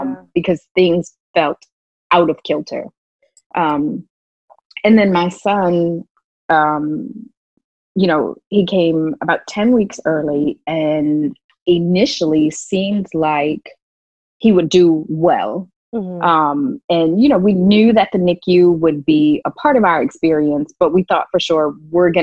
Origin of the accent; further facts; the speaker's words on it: New Orleans, Louisiana, United States; I grew up in New Orleans